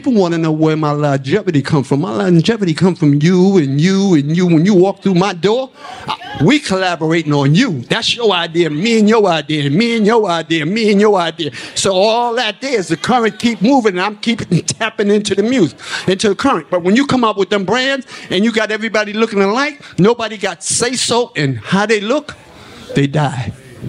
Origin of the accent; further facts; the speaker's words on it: New York City, New York, United States; that's a lesson I learned from growing up in Harlem, real poor, swimming in the Harlem River.